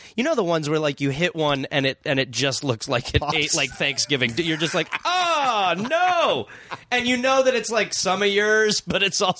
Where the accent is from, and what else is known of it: Milwaukee, Wisconsin, United States; born or raised there